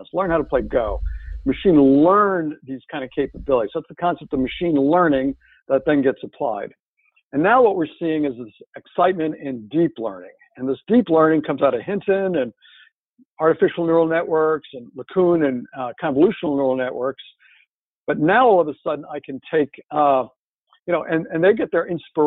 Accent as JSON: {"language": "English", "country": "France", "tie": "born or raised there", "moved": "yes", "said": "my hometown in France"}